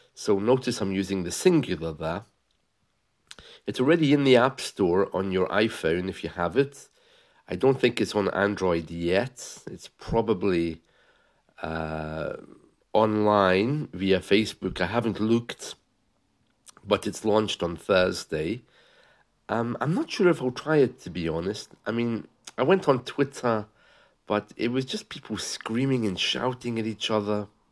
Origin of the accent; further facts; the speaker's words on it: England, United Kingdom; also born or lived in Scotland; I was born in Scotland." uh, but lived in England for a while and grew up in England